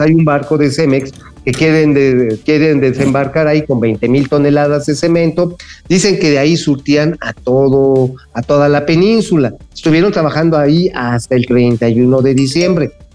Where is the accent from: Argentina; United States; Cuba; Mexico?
Mexico; Mexico City; recibimos los chilangos acá